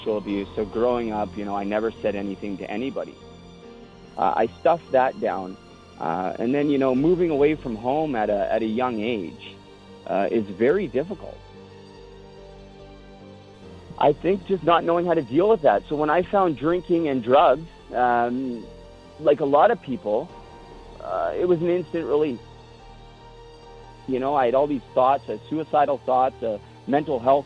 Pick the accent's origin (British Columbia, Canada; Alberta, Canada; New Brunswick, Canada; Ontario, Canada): British Columbia, Canada; Port Coquitlam; Growing up in Port Coquitlam, my dad raised me